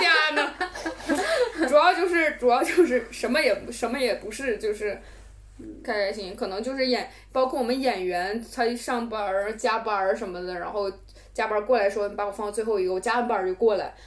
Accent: Northeast China, China; 我东北人

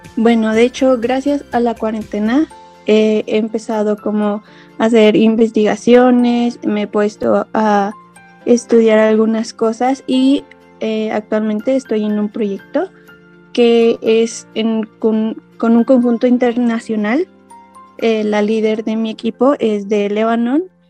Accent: Hidalgo, Mexico; soy del estado de Hidalgo, en México

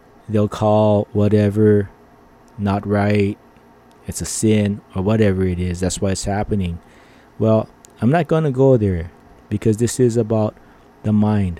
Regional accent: Philippines; I'm Filipino.

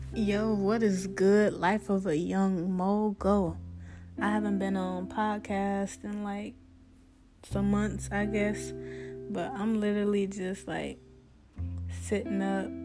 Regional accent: Ohio, United States; moved away as an adult; now in Atlanta, United States; I'm originally from Ohio

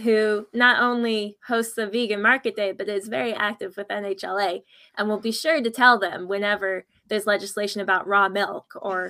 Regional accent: Ireland; I'm from Ireland. And my mother was actually a missionary from the United States to Ireland.

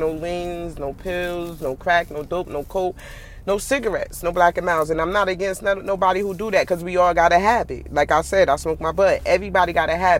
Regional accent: New York City, New York, United States; also born or lived in Newark, New Jersey; I was born in Newark. I was raised in Brooklyn

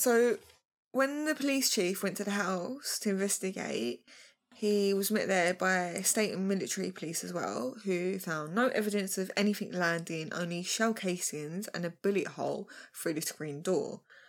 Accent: Kentucky, United States; I'm from Kentucky.

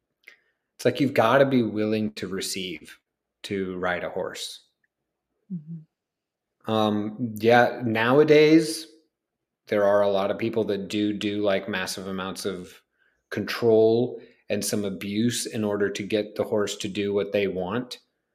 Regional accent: Kansas, United States; also born or lived in Chicago; people might think that because I grew up some in Kansas that I was like around horses, but I wasn't.

